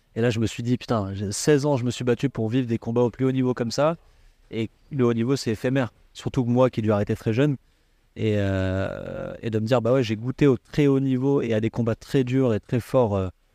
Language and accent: French; Valbonne, Provence-Alpes-Côte d'Azur, France; moved away as an adult; also born or lived in Cannes / Le Cannet-Rocheville; j'ai une jeunesse à Valbonne